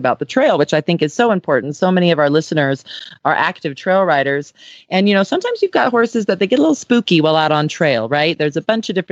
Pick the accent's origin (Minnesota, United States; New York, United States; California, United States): California, United States; Southern; I grew up in Southern California